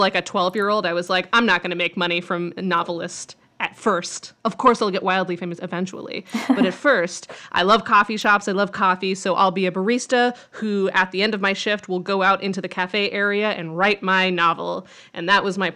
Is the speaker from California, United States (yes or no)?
no; Grand Junction, Colorado, United States; I grew up in Grand Junction, Colorado, which is a place that you've never heard